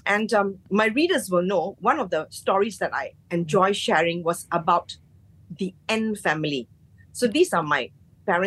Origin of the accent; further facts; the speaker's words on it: Johor Bahru, Johor, Malaysia; I was born in the Johor Bahru General Hospital, the JBGH